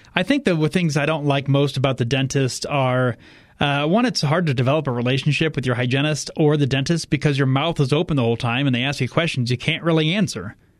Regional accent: Indiana, United States; I'm from Indiana

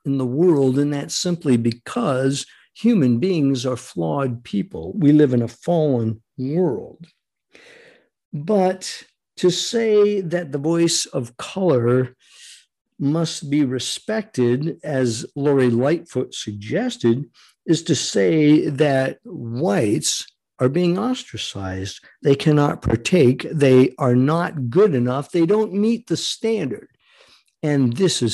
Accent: Rhode Island, United States; growing up in Rhode Island

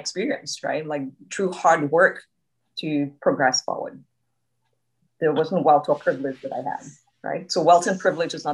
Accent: Trinidad & Tobago; now in Canada; being Trinidadian, I grew up in a close-knit community

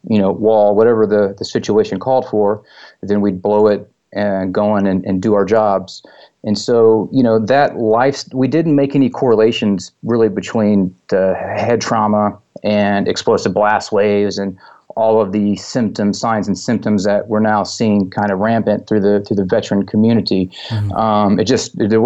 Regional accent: Texas, United States; I grew up in Texas

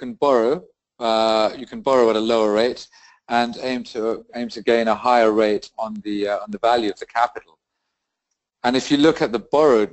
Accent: United Kingdom; also born or lived in Rio de Janeiro, Brazil; I'm British, and I divide my time between the UK and South America.

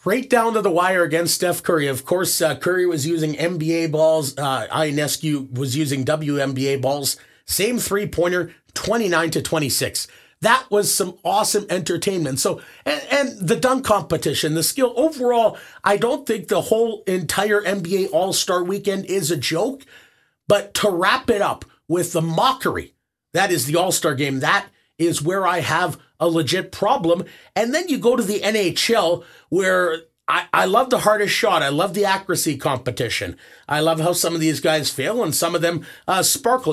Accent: Winnipeg, Manitoba, Canada; I grew up in Winnipeg

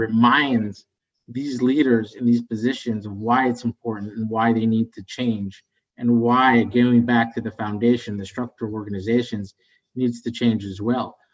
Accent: West Virginia, United States; moved away as an adult; also born or lived in Bogota, Colombia / Chicago; I moved to the United States, so I'm an immigrant. I'm a Colombian American. I grew up in West Virginia

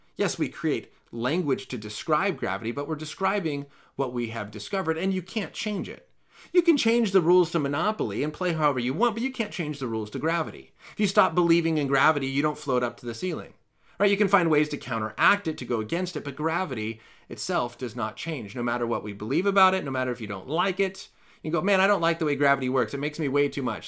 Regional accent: California, United States; As a Californian

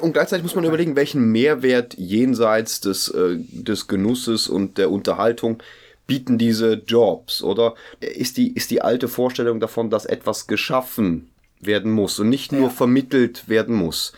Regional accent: Germany; ich komme aus Deutsch, Deutschland

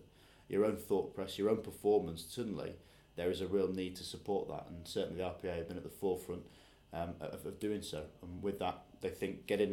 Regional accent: Yorkshire and the Humber, United Kingdom; being a Yorkshireman

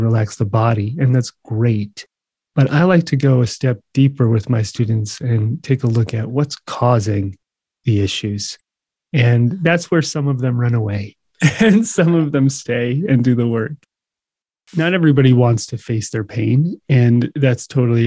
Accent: New Jersey, United States; moved away as an adult; also born or lived in Hawaii / New York / California; in New Jersey, not far from you. So I grew up in the shadow of the city.

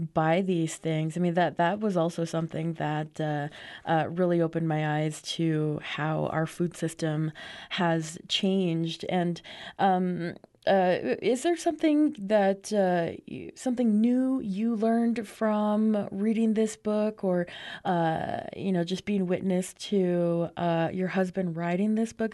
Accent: United States; my growing up on the Navajo Nation

